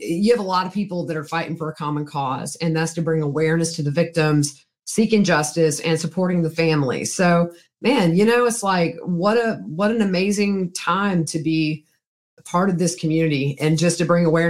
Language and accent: English; the South, United States; I'm from the South